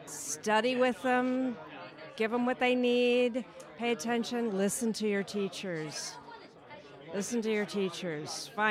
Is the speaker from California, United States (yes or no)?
yes; Oakland, California, United States; I'm from Oakland, California.